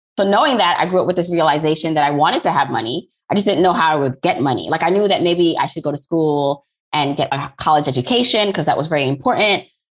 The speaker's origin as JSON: {"language": "English", "country": "Jamaica", "moved": "yes", "lives_now": "Brooklyn, United States", "said": "So I am an immigrant from Jamaica, similar to you, but I landed here in Brooklyn, New York, not Canada."}